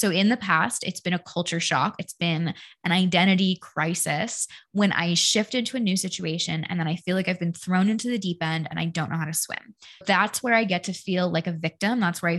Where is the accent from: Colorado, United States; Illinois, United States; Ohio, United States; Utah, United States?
Colorado, United States; Denver; born there; also born or lived in Connecticut / Washington State; I was born in Denver. We moved to the East Coast. We lived in Connecticut for like 10 years. Then we moved to Washington State.